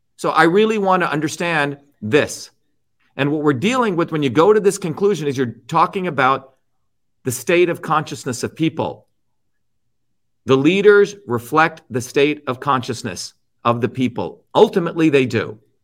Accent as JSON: {"language": "English", "region": "New Jersey", "country": "United States", "tie": "born or raised there", "moved": "yes", "lives_now": "Cambridge, United States", "said": "I grew up in New Jersey with immigrants"}